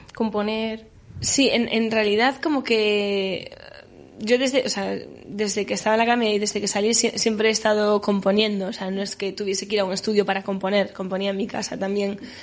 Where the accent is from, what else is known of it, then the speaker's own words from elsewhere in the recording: Galicia, Spain; first language Galician; yo hablo los dos idiomas, gallego y castellano, y el gallego también es mi lengua materna